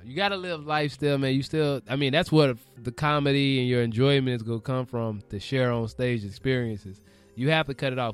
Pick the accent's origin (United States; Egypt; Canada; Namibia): United States; the South; also born or lived in Florida; now in Los Angeles, United States; I'm from the South.